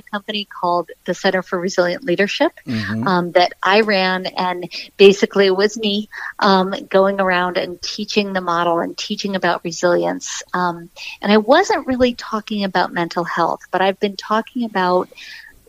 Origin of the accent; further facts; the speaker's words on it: New York, United States; I'm a New Yorker